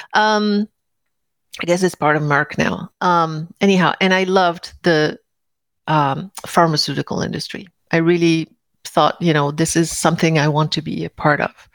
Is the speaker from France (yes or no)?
yes; Paris, Île-de-France, France; moved away; I grew up in Paris